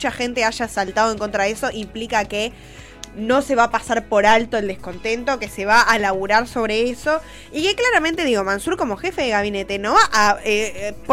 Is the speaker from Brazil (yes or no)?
yes; Minas Gerais, Brazil; Spanish is a second language; Yo soy de Brasil